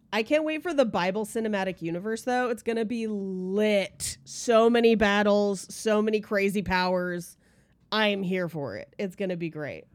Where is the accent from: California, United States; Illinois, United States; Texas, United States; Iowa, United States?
California, United States; I grew up in California